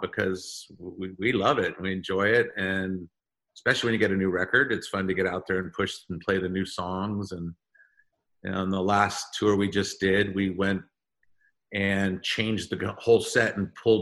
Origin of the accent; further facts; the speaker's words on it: California, United States; we are young kids from California that never left California